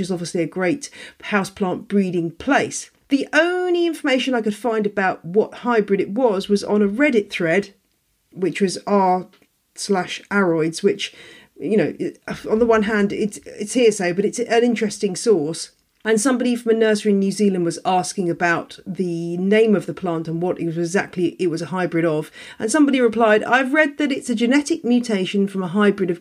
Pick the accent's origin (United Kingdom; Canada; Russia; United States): United Kingdom; as we British say